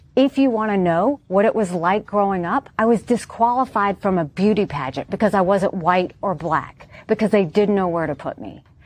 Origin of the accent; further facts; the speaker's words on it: Deep South, United States; how hard it was to grow up in the deep south